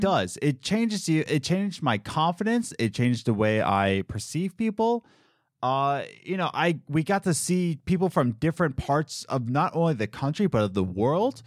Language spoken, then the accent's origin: English; Philadelphia, Pennsylvania, United States; growing up in Philly